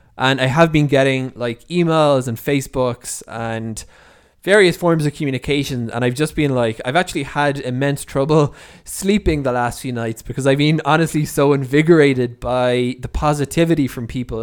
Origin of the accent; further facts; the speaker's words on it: Ireland; moved away as an adult; now in Israel; I'm originally from Ireland, so I'm one of the few, relatively few Olim, uh, that, uh, that came from Ireland that are living here in, in Israel